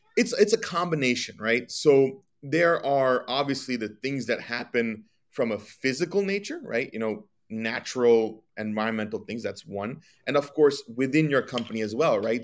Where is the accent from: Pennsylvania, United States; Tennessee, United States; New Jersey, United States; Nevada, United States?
New Jersey, United States; I'm from New Jersey. I was born in New Jersey. Um, grew up my entire life here